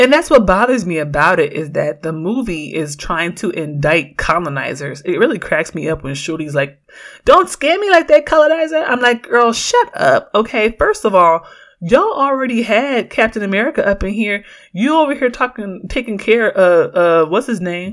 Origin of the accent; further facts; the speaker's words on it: Oakland, California, United States; growing up in Oakland